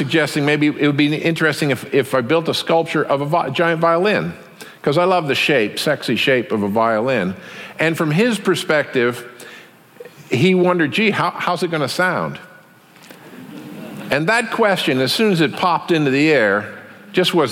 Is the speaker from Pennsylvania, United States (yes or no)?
no; Taos, New Mexico, United States; my hometown, Taos, New Mexico